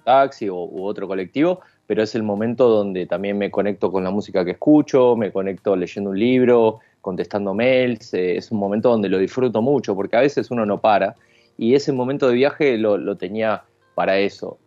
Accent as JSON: {"language": "Spanish", "town": "Castelar", "region": "Buenos Aires Province", "country": "Argentina", "lives_now": "Ramos Mejía, Argentina", "said": "soy, soy de Castelar, pero realmente actualmente vivo en Ramos Mejía"}